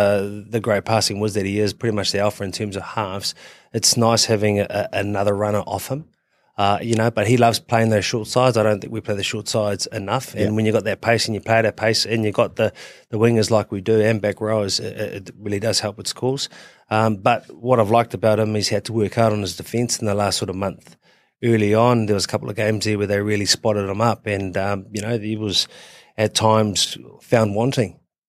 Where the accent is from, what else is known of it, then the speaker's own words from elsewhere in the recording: Queensland, Australia; I'm a Queenslander.